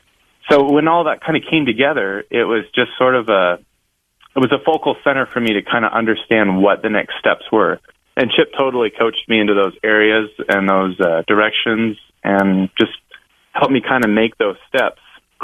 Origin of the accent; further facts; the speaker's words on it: West Coast, United States; So I'm a little bit of a different cat. I grew up in the West Coast, and I was a diagnosed dyslexic and ADHD kid